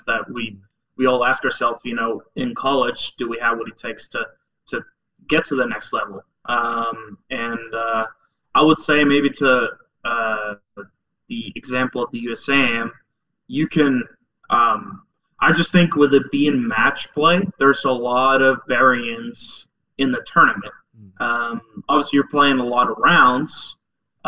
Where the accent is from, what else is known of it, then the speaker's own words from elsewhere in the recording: Norway; moved away as an adult; also born or lived in Oklahoma; I grew up in Norway